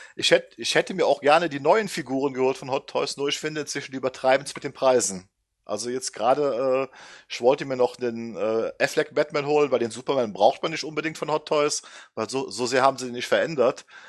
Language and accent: German; Düsseldorf, North Rhine-Westphalia, Germany; also born or lived in Oberwinter am Rhein; now in Oberwinter, Germany; Ähm, wohnhaft in Oberwinter am Rhein, in der Nähe von Bonn. Schon immer Rheinländer gewesen Gebürtig aus Düsseldorf